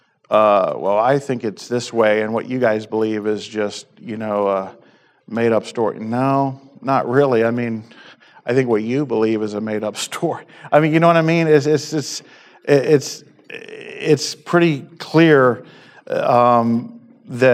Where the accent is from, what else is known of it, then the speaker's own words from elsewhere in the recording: East Coast, United States; moved away; so I grew up on the East Coast